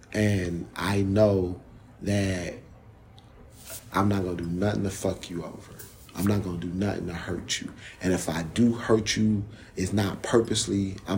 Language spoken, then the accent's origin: English; Jamaica; From when I'm Jamaican and Panamanian, so I understand patois really well.